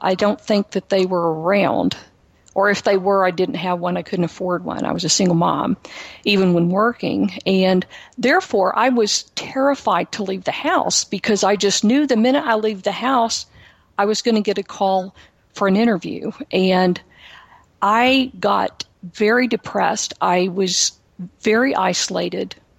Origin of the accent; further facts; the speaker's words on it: Houston, Texas, United States; I am from Texas. I am a native Houstonian